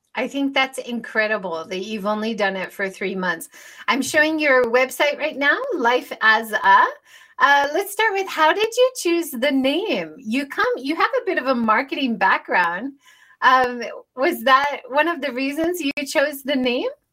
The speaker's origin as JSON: {"language": "English", "country": "United States", "tie": "born or raised there", "moved": "yes", "lives_now": "Japan", "said": "I grew up in America"}